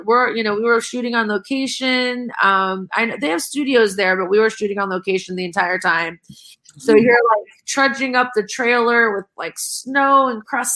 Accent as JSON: {"language": "English", "region": "Ohio", "country": "United States", "said": "I'm from Ohio"}